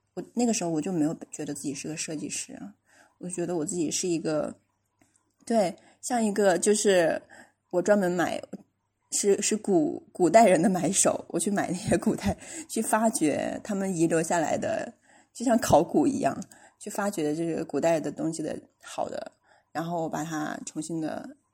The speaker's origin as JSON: {"language": "Chinese", "country": "China", "also_born_or_lived": "Shenzhen", "lives_now": "Jingdezhen, China", "said": "我们中国人"}